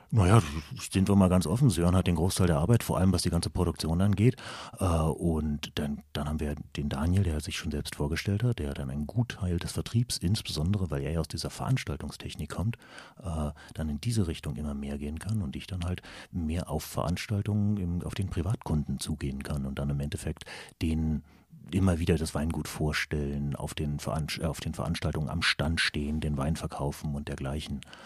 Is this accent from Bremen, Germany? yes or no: no; Berlin, Germany; Wir kommen halt beide aus Berlin